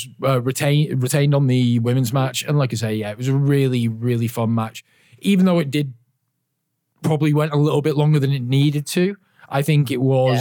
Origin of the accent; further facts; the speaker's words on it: United Kingdom; I'm British